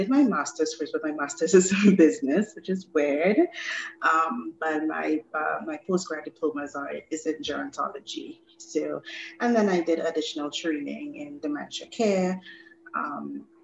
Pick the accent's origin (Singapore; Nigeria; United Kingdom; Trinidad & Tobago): Trinidad & Tobago; moved away; also born or lived in Grenada; I am a Trinidadian. However, I spend a lot of time within my teenage years in Grenada